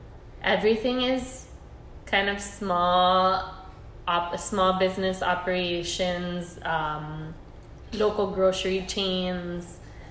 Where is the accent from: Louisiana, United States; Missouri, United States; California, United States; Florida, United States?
Florida, United States; Miami; accent: Miami accent; We said Miami